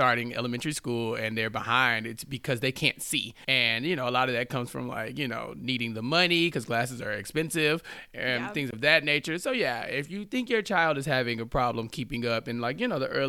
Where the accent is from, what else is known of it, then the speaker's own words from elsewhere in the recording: Texas, United States; As a Texan